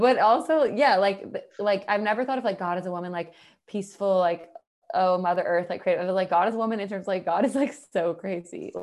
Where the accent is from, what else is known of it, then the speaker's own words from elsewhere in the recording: the South, United States; I'm from the South